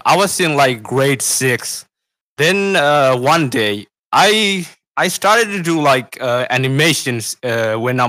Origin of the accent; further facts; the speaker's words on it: Sri Lanka; I'm from Sri Lanka. I'm 17 years old, and I make music